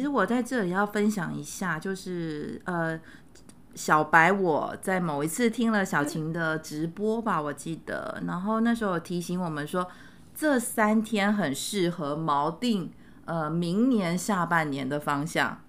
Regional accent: Luzhou, New Taipei, Taiwan; 我某种程度也是在台北的乡下长大，就是泸州，三重泸州

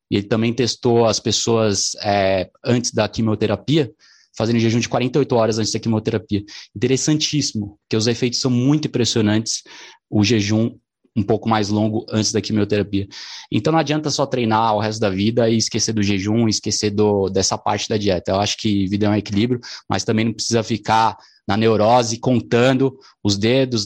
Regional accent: São Paulo, Brazil; Eu sou aqui de São Paulo

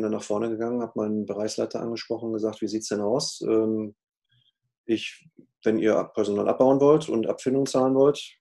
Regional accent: North Rhine-Westphalia, Germany; ich komme ja auch aus dem Ruhrgebiet, äh, hier ist man ja eh ein bisschen offener miteinander als vielleicht im Rheinland

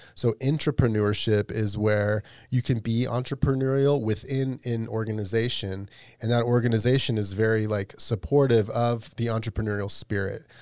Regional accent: Las Vegas, Nevada, United States; I grew up in Vegas

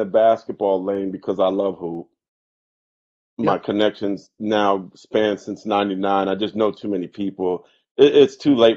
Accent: San Jose, California, United States; growing up in San Jose, as multicultural as it was

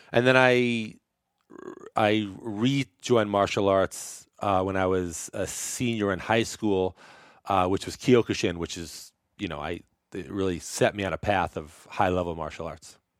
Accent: New York City, New York, United States; now in San Francisco, United States; I grew up in Brooklyn

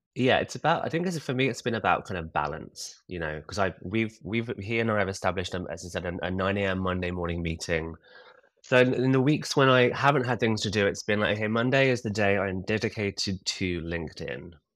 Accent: Kingston upon Thames, London, United Kingdom; I'm from a ta-, a very nice town called Kingston-upon-Thames, which is about twelve miles from the centre of London

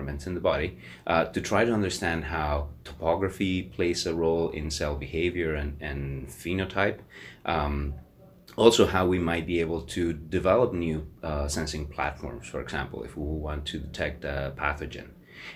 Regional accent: Mexico; moved away as an adult; also born or lived in United States / Canada; now in Hamilton, Canada; I grew up in Mexico, so I'm originally from Mexico, and I immigrated to Canada

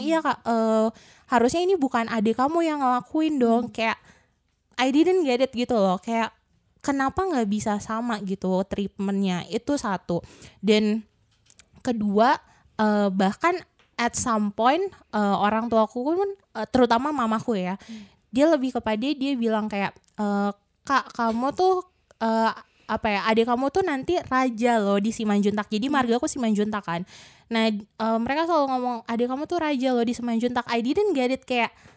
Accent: Bandung, West Java, Indonesia; aku asli Bandung sebenarnya. Maksudnya di sini asli tuh ya dari lahir di Bandung, mm-hmm. belum pernah kemana-mana juga. Jadi emang lebih fasih bahasa Sunda sih

